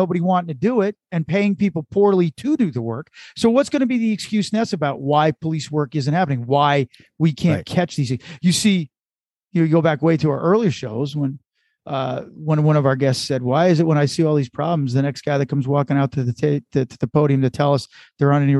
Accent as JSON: {"language": "English", "country": "United States", "said": "I'm an American, but I descended from the Irish"}